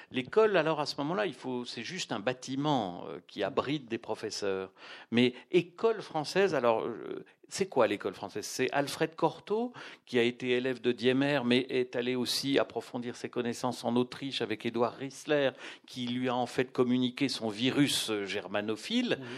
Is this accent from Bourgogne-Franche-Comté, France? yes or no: yes; Besançon, Bourgogne-Franche-Comté, France; born or raised there